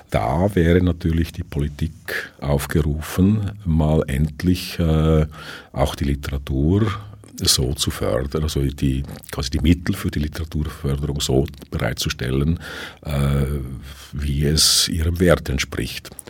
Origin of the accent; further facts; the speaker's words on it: Switzerland; now in Vienna, Austria; dass ich als Schweizer, der in Wien lebt, halt nicht immer oder selten in die erste Wahl gerate